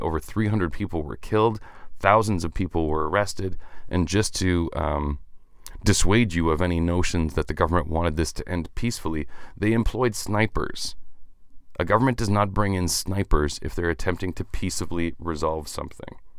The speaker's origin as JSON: {"language": "English", "country": "Canada", "said": "I'm Canadian"}